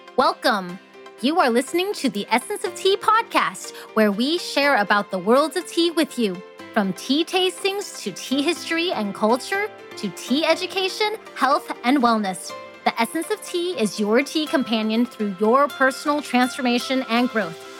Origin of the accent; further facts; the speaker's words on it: Alaska, United States; being first generation American, growing up in Alaska